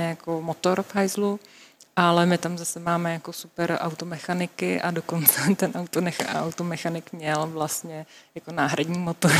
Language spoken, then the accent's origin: Czech; Czechia